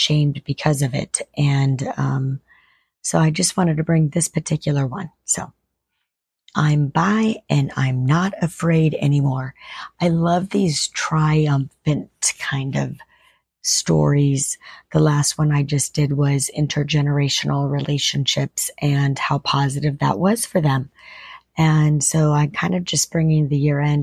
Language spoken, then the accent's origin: English; Ireland; I'm Irish.